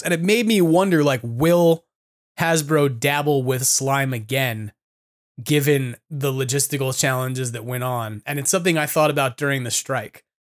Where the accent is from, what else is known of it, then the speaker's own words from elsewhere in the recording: California, United States; as a Californian